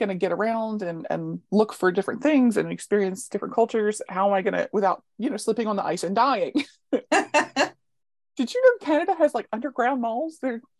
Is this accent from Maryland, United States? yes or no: yes; Baltimore, Maryland, United States; accent: Baltimore; moved away as an adult; now in Delaware, United States; being born and raised in Baltimore